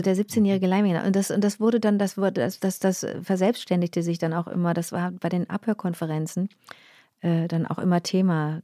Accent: Rösrath, North Rhine-Westphalia, Germany; also born or lived in Montreal, Canada; ich habe schönste Erinnerungen an Rösrath. Das war wirklich mein, das war echt ein schönes Zuhause

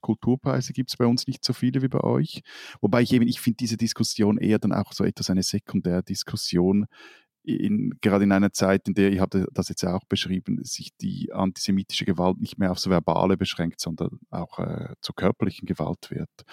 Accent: Switzerland; bei uns in der Schweiz

